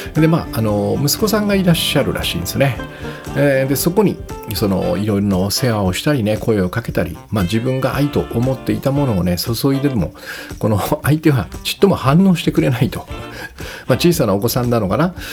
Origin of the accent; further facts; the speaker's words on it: Kyushu, Japan; moved away; 私の生まれ高校、故郷の九州